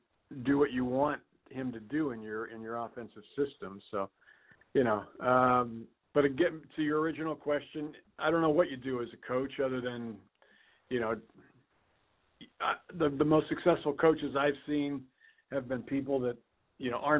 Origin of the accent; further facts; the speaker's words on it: Wilkes-Barre, Pennsylvania, United States; I grew up in Wilkes-Barre